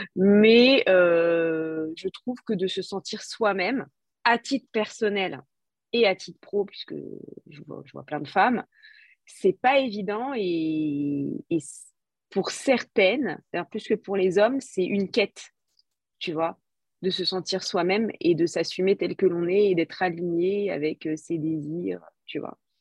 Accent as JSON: {"language": "French", "country": "France", "said": "je suis française"}